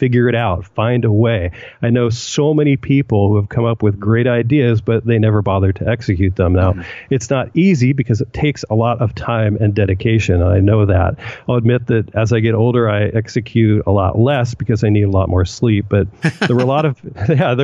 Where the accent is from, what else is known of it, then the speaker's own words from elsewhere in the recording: Washington, United States; moved away as an adult; also born or lived in Upland, California; now in San Diego, United States; I was actually raised up in your neck of the woods in the Northwest